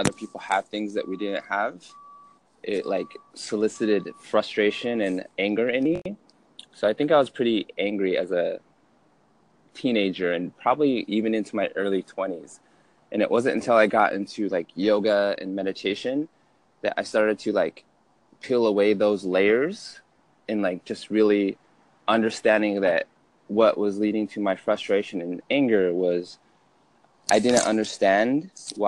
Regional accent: Utah, United States; I grew up in Utah, medium-sized family for Utah standards.

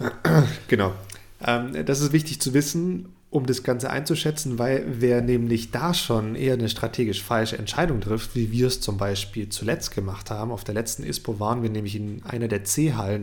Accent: Germany; bei uns in Deutschland

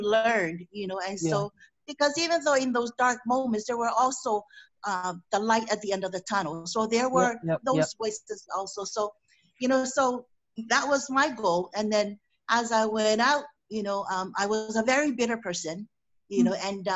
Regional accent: Afono, American Samoa; growing up in American Samoa, born and raised in American Samoa

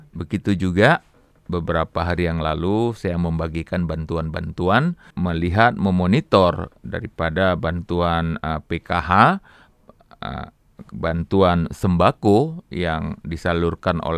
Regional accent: Medan, North Sumatra, Indonesia; also born or lived in Aceh; Alhamdulillah, saya lahir di Aceh. Umur satu bulan saya dibawa oleh orang tua saya ke Medan.

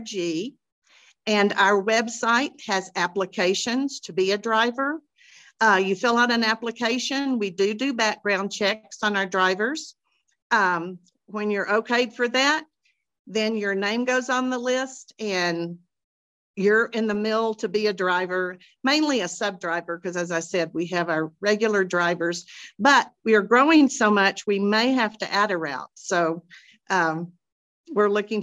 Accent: Austin, Texas, United States; also born or lived in Abilene, Texas; now in Dripping Springs, United States; I grew up in Austin

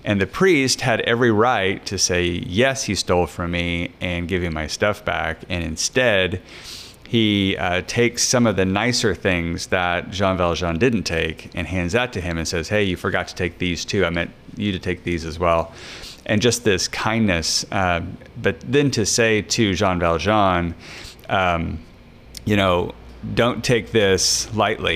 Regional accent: Lyon County, Kansas, United States; the county where my hometown is from in Kansas. It's Lyon County

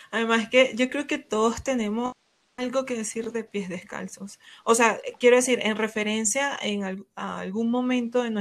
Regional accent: Barranquilla, Atlántico, Colombia; now in Bogotá, Colombia; Como buenos barranquilleros orgullosos de su lugar.

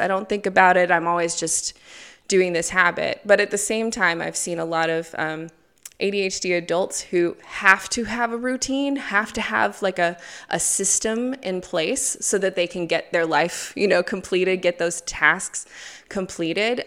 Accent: United States; moved away as an adult; now in Gulu, Uganda; I'm from America. Originally, I've been in Uganda for eleven years now, so in Gulu

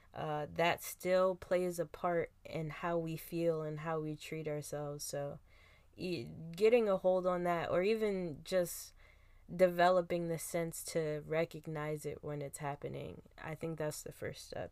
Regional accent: Philadelphia, Pennsylvania, United States; I come from Philadelphia where tough roughness was like the love language

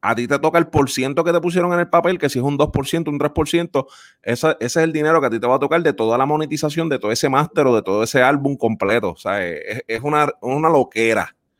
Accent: Puerto Rico; los que somos puertorriqueños y que nos gusta esa música, yo que crecí en el campo

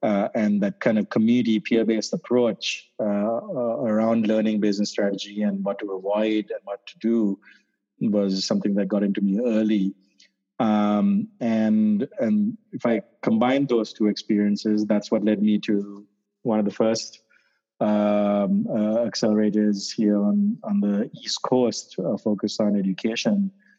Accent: Sri Lanka; moved away; I grew up in Sri Lanka

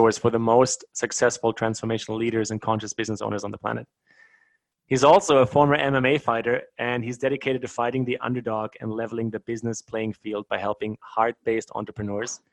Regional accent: Bavaria, Germany; accent: German; moved away; I grew up in Germany, though. I was born really close to Munich.

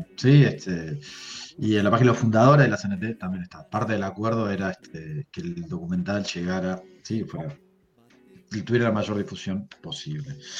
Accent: Uruguay; Nosotros somos uruguayos, pero somos ni argentinos ni brasileños.

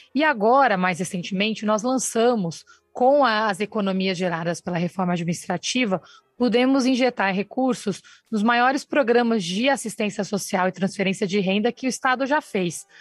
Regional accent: São Paulo, Brazil; Eu nasci no Campo Limpo

